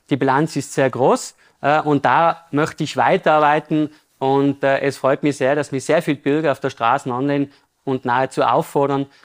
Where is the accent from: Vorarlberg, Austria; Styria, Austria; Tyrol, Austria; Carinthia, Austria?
Tyrol, Austria; Innsbruck; war Ringkämpfer beim AC Vollkraft Innsbruck, äh, wo ich groß geworden bin